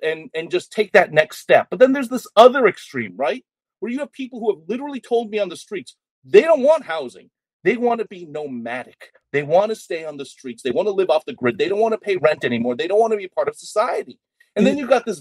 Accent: Boston, Massachusetts, United States; moved away as an adult; also born or lived in Chicago / Minneapolis; now in Seattle, United States; as a Boston kid, I'm not even from Seattle. I grew up on the East Coast

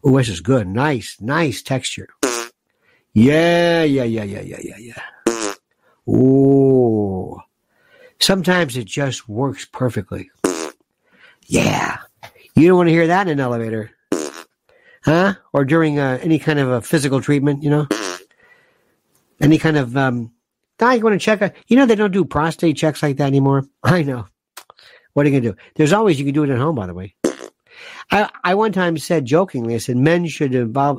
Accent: United States; I am an American.

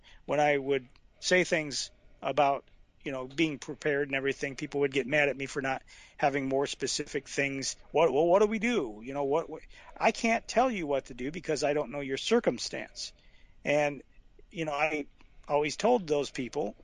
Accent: Franklin County, Alabama, United States; moved away; I'm from Alabama, Franklin County

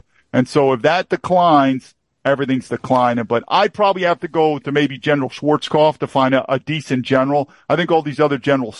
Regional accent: New York, United States; I was born and raised in New York

